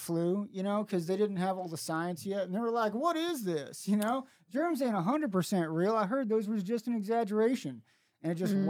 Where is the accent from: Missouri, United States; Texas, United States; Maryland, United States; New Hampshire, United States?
Missouri, United States; Springfield; I'm from Springfield, Missouri. I'm from the Bible Belt.